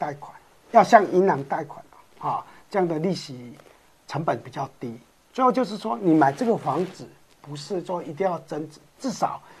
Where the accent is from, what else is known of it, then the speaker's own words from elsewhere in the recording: Yilan County, Taiwan; 那是我们宜兰人的收入来比较，如果对你们台中市的人或台北市的人来比是价格。